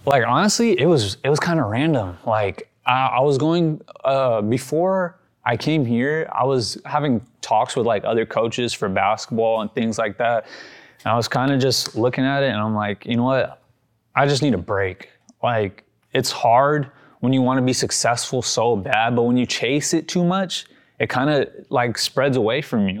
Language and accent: English; Sacramento, California, United States; born or raised there; also born or lived in Yuba City, California